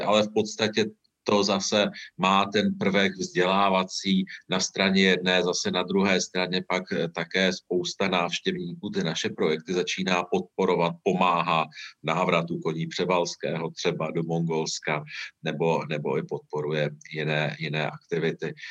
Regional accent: Mnichovo Hradiště, Central Bohemian Region, Czechia; já nejsem z Prahy, jsem z Měchova hradiště

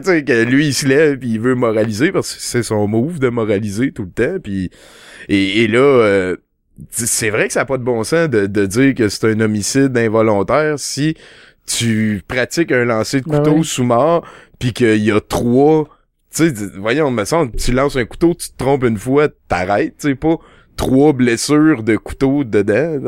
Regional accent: Val-d'Or, Quebec, Canada; moved away as an adult; also born or lived in France; je viens de Val d'Or, quand t'es à Val d'Or, tu vas au club vidéo, tu joues au pool, tu joues au bowling

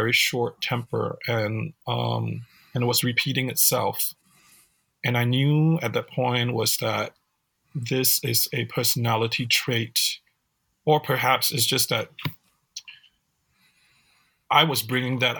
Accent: Singapore; now in United States; growing up in Singapore.

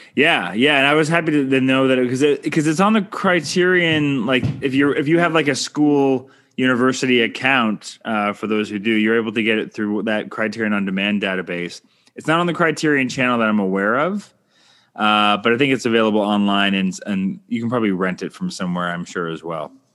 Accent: Canada; I'm Canadian filmmaker

